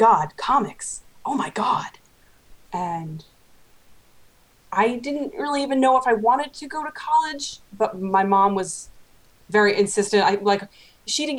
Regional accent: Long Island, New York, United States; grew up on Long Island

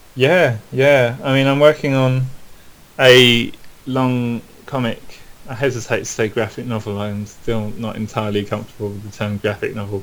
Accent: London, United Kingdom; I grew up in South London. Okay. In a, in a place called Penge

